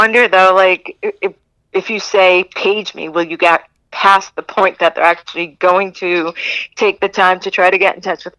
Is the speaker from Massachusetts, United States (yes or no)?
yes; Boston, Massachusetts, United States; moved away; that's my hometown. That's where I'm from. That's where I live.